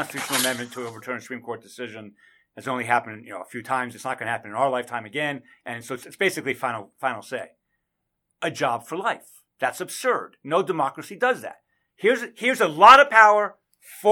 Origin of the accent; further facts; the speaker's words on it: Canada; now in United States; I am a Canadian. I was born in Canada. I'm a dual citizen